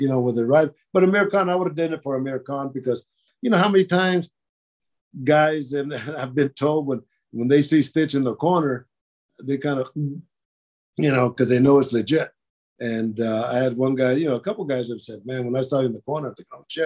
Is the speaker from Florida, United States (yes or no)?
no; Oakland, California, United States; I'm from Oakland